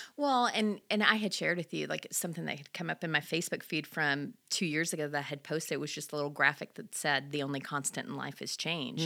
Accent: Louisiana, United States; moved away; I'm originally from Louisiana

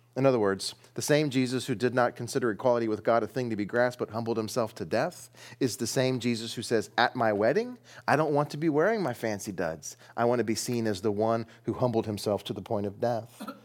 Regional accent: United States; we're in the West. We're American.

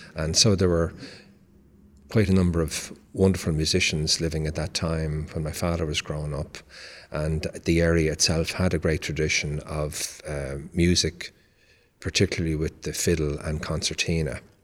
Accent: Dublin, Leinster, Ireland; moved away as an adult; now in United States; I was born in Dublin, Ireland

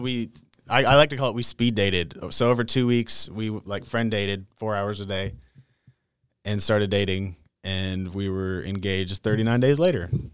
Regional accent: North Dakota, United States; moved away as an adult; now in Texas, United States; I grew up in North Dakota. Moved to Texas when I was twenty-four

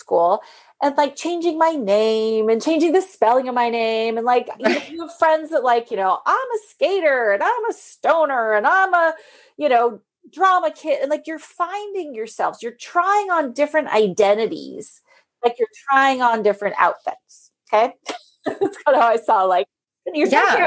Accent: near San Francisco, California, United States; when we grew up near San Francisco

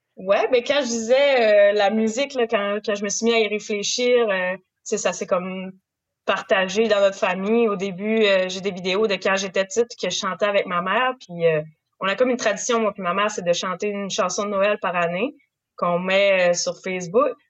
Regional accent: Saint-Siméon, Quebec, Canada; je suis née en Gaspésie, fait que j'ai toujours porté de la Gaspésie euh, en dedans de moi

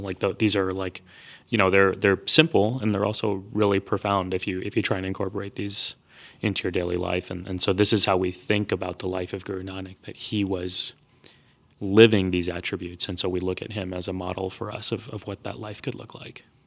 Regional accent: Texas, United States; I grew up in Texas.

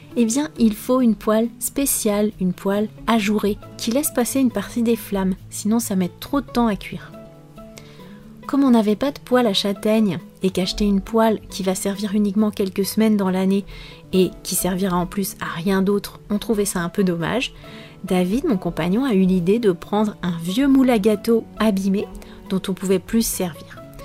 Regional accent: France; je suis française

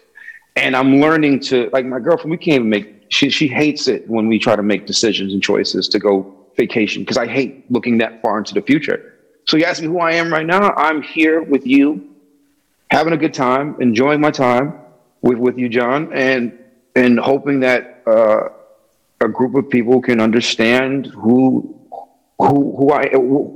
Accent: New Britain, Connecticut, United States; now in Hartford, United States; I currently live in Hartford. I'm born and raised in New Britain, Connecticut

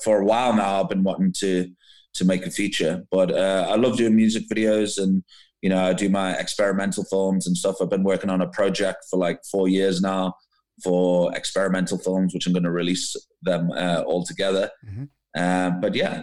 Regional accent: Liverpool, North West England, United Kingdom; moved away as an adult; now in Cape Town, South Africa; originally I'm actually from Liverpool.

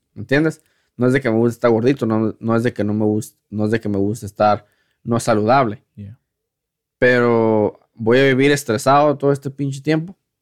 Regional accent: Mexico; now in United States; como mexicanos

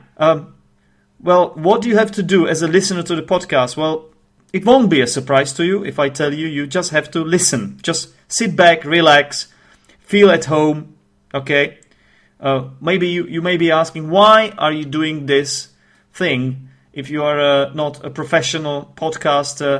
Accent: Czechia; first language Czech; English is a second language; I am actually from the Czech Republic.

